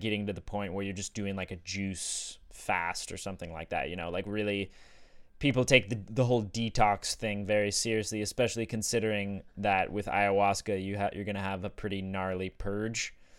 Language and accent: English; Sedona, Arizona, United States; growing up in Sedona and being exposed to psychedelics there